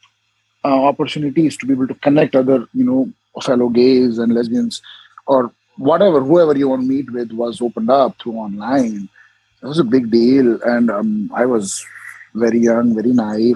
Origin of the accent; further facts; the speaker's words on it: Jaipur, Rajasthan, India; moved away as an adult; now in United States; So I was born in India, in North India, state of Rajasthan, a city called Jaipur. So I'm originally Indian.